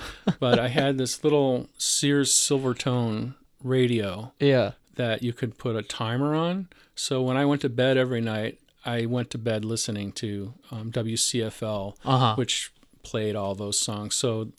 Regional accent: Northbrook, Illinois, United States; I grew up in Northbrook, which is a suburb of Chicago.

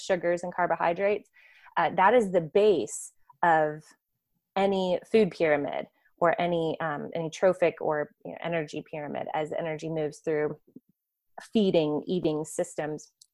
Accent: Florida, United States; I grew up in Florida

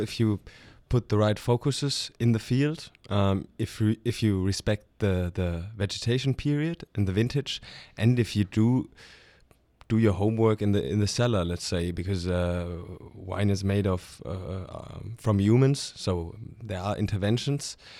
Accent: Stuttgart, Baden-Württemberg, Germany; moved away as an adult; now in Alto Adige, Italy; I'm from, from Stuttgart, with, which is in the very south of, of Germany. So German, not, not Italian

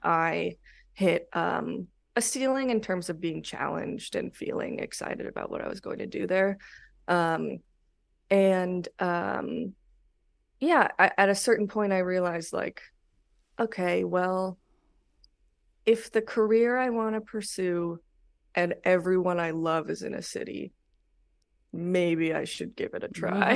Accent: Los Angeles, California, United States; moved away; I grew up in the Valley in North Hollywood.

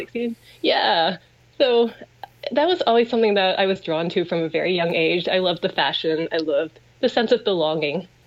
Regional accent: Vancouver, British Columbia, Canada; I grew up in Vancouver. My family's here

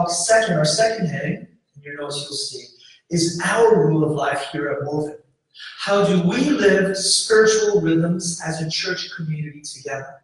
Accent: New York City, New York, United States; moved away as an adult; also born or lived in Kalispell, Montana; now in Houston, United States; And I grew up there

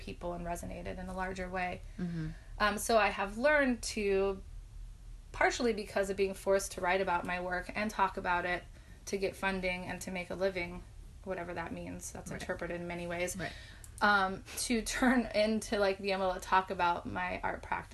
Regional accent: Seattle, Washington, United States; moved away; also born or lived in Milwaukee, Wisconsin; I grew up in the Pacific Northwest in the suburbs of Seattle in the 90s.

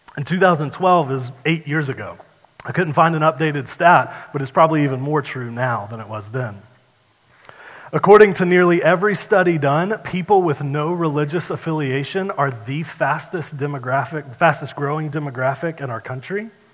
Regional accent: United States; I'm an American

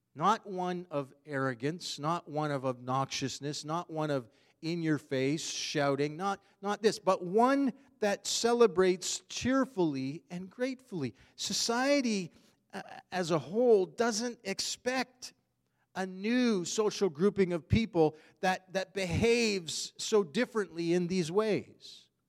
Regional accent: Canada; we are Canadian citizens

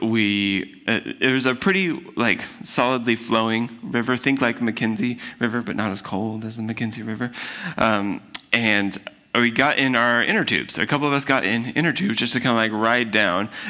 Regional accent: Spokane, Washington, United States; I grew up in Spokane

